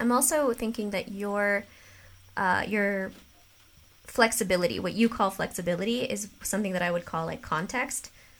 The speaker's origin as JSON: {"language": "English", "country": "United States", "said": "I, as an American, express my friendliness by not taking up your time"}